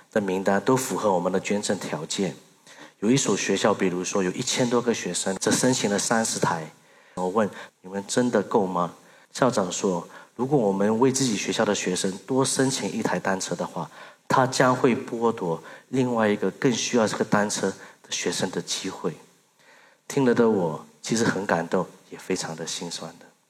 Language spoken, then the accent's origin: Chinese; Singapore; Chinese is a second language; moved away as an adult; also born or lived in Mandalay, Myanmar; now in Myanmar; 在一九九四年，在我八岁的时候，我母亲决定把我送到新加坡留学。在二零零八年，我有幸毕业于新加坡的南洋理工大学的商学系